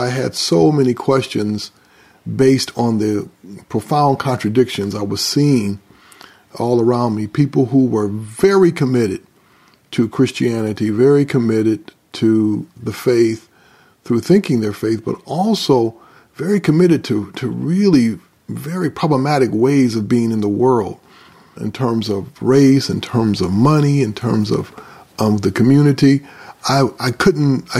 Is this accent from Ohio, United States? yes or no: no; Grand Rapids, Michigan, United States; I was born and raised in Grand Rapids, Michigan